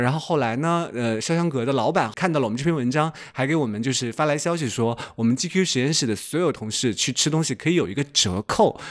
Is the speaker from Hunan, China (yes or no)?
yes; Hunan, China; now in Beijing, China; 他们知道我湖南人